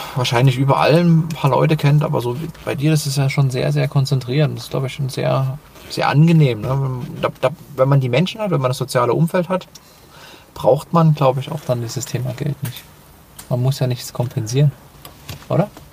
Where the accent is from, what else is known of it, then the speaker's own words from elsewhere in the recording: Dresden, Saxony, Germany; eine Fußballmannschaft äh, aus meiner Heimatstadt